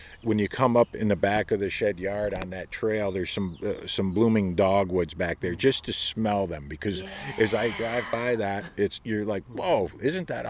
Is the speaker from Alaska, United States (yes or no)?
no; Oneonta, New York, United States; moved away; I grew up in Oneonta, New York